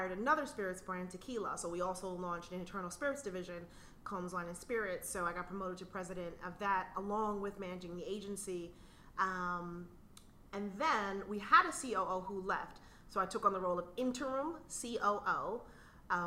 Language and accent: English; New York, United States; I grew up in New York